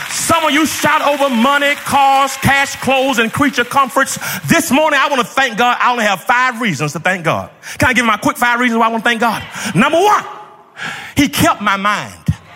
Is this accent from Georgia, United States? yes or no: yes; Georgia, United States; When I grew up in Georgia